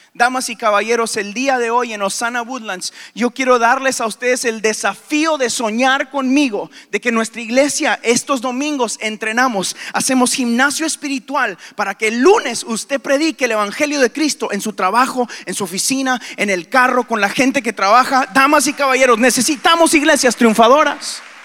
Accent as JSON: {"language": "Spanish", "country": "Guatemala", "tie": "born or raised there", "also_born_or_lived": "Houston, Texas, United States", "moved": "yes", "said": "a los tres años me llevaron a Guatemala, donde aprendí español"}